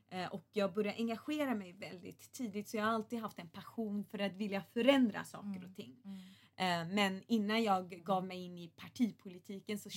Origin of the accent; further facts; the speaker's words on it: Gothenburg, Västra Götaland, Sweden; Som jag sa så växte jag upp i Göteborgsförorten Bergsjön